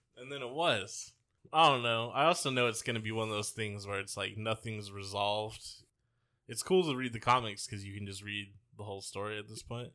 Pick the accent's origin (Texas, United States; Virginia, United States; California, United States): California, United States; Bay Area; we grew up in the Bay Area